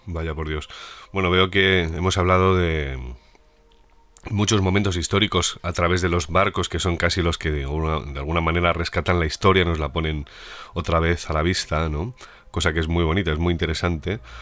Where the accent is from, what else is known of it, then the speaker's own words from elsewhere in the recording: Madrid, Community of Madrid, Spain; madrileño que soy